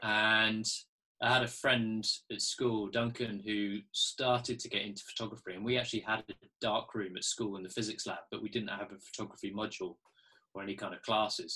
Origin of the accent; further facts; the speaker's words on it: Poole, South West England, United Kingdom; I was born down in Dorset, in Poole